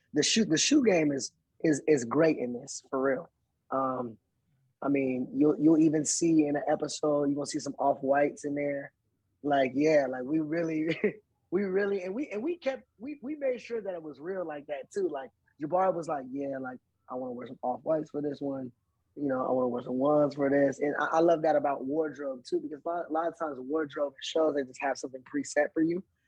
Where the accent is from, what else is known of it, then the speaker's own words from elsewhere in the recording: Inglewood, California, United States; I'm from Inglewood, like we in Brentwood, but I'm from Inglewood